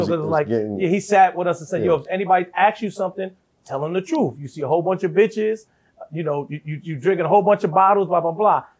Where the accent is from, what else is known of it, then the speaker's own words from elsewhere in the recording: New York, United States; I'm a young kid from New York